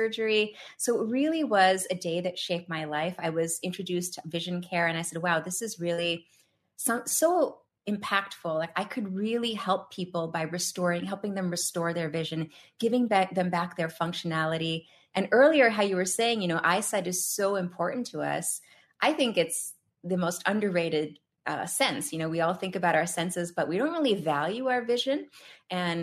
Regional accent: New York, United States; also born or lived in India; I am from New York and I still live in New York

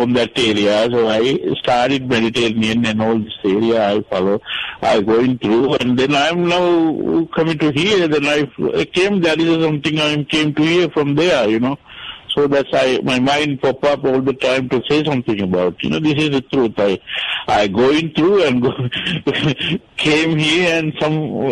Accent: Sri Lanka; moved away as an adult; I'm from Sri Lanka, and by the way, I'm here for a couple of years.

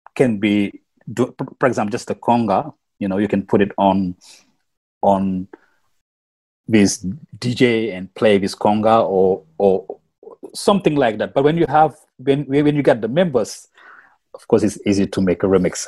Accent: Senegal; first language Wolof; English is a second language; moved away as an adult; now in Melbourne, Australia; I'm from Senegal too. And we, we, we speak the we, we speak our language back home like Wolof

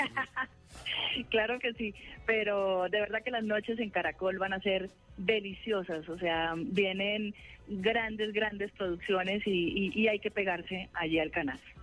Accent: Santander, Colombia; en mi tierra, Santander

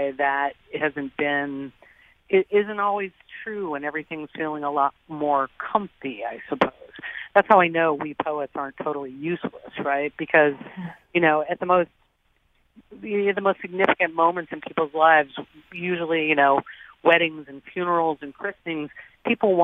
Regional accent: Nebraska, United States; moved away; also born or lived in Boston; I grew up in Nebraska, and I mean, I spent years living in Boston

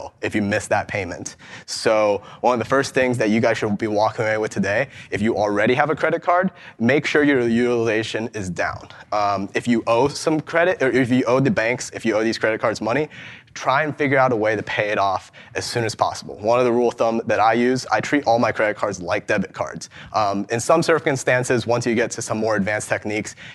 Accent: Ohio, United States; I'm from Ohio

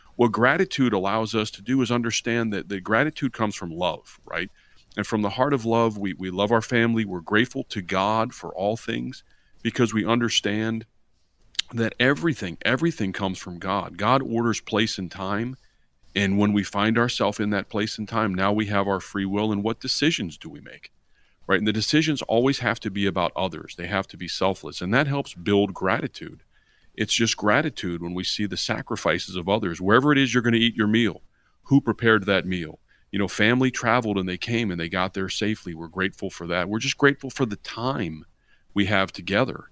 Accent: Virginia, United States; we grew up here in Virginia

